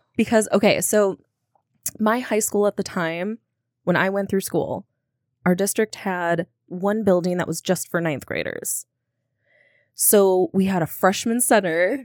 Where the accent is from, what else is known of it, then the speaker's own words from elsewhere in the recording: Minnesota, United States; I'm a Minnesotan